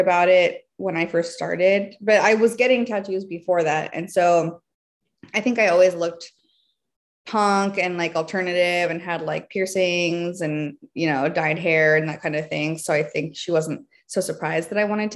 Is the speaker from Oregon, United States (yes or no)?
no; Athens, Georgia, United States; moved away as an adult; now in New York, United States; I grew up in Georgia. I moved there. My family moved there when I was three